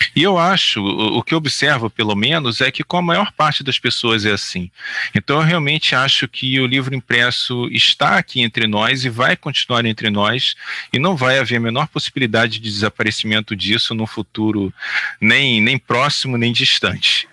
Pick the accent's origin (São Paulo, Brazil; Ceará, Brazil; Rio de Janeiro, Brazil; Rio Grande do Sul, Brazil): Rio de Janeiro, Brazil; eu fui criado na Praça Seca, na Zona Oeste aqui do Rio de Janeiro